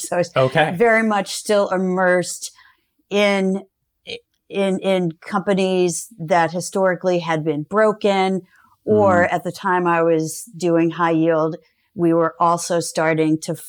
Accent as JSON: {"language": "English", "region": "Georgia", "country": "United States", "tie": "born or raised there", "also_born_or_lived": "Florida", "said": "I grew up in Georgia and Florida."}